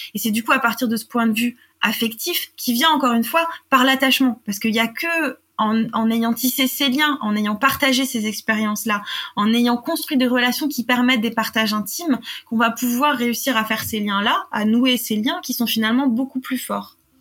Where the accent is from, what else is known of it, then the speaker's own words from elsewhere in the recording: France; j'ai grandi en France euh, dans, un, dans une campagne